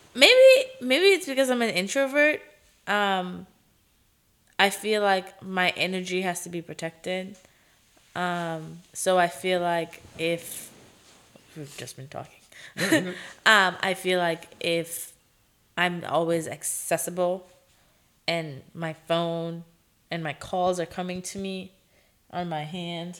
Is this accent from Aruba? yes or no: yes; Aruba; accent: Caribbean; English is a second language; now in Los Angeles, United States; where I'm from in Aruba, especially like my city